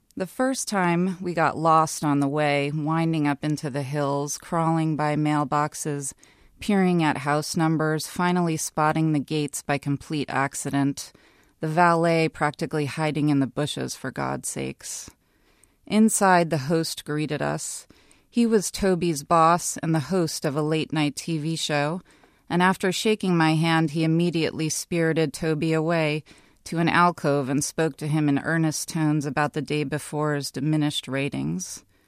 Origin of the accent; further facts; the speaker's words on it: New York, United States; moved away as an adult; now in Los Angeles, United States; I grew up in New York and I moved to Los Angeles for love